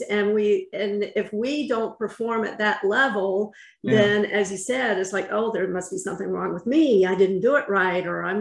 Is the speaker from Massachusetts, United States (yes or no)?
no; North Carolina, United States; I'm from North Carolina